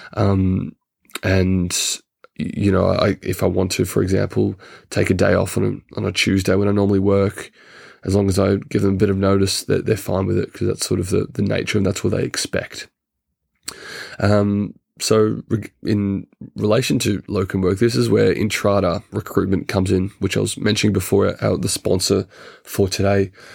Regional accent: Australia; moved away as an adult; now in United Kingdom; as an Australian citizen

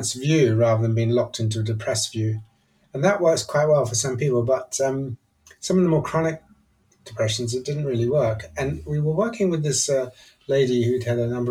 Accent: Nigeria; moved away; also born or lived in England / Edinburgh; I grew up in Nigeria, actually, and then I came to English boarding school

